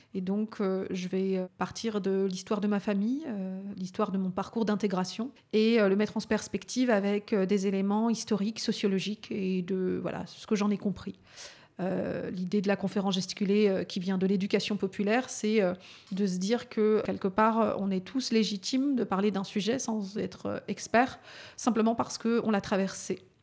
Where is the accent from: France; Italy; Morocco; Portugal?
France; Vaulx-en-Velin, Auvergne-Rhône-Alpes; j'ai grandi à Vaux-en-Velin